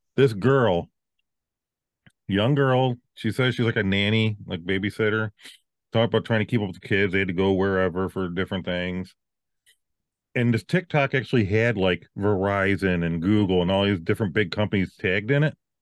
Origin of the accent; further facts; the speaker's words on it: Virginia, United States; I'm from the South